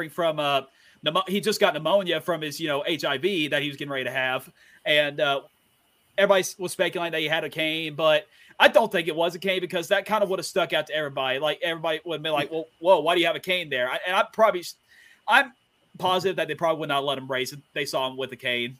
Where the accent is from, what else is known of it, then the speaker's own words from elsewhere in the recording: Johnson City, Tennessee, United States; I'm from Johnson City, Tennessee, about 20 minutes away from Bristol